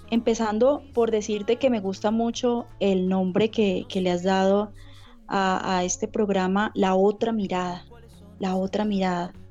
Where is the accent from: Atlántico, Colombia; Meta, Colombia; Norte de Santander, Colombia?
Norte de Santander, Colombia; Cúcuta; Yo soy de Cúcuta, norte de Santander, eh, Cúcuta es la frontera, está en la frontera, somos vecinos de Venezuela